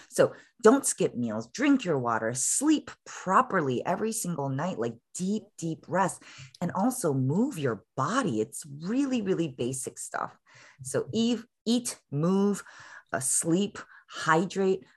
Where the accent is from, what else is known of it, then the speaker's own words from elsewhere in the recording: Chicago, Illinois, United States; now in San Francisco, United States; I was originally born and raised in Chicago, and I'm a daughter of Korean immigrant parents